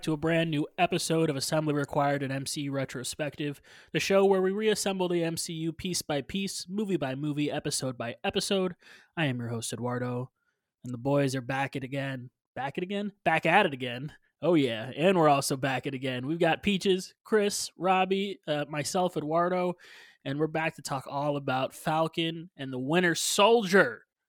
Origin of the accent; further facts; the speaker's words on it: Puerto Rico; I'm from Puerto Rico.